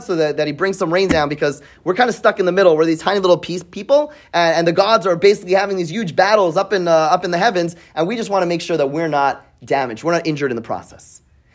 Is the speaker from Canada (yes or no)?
yes; Canada; I grew up in Canada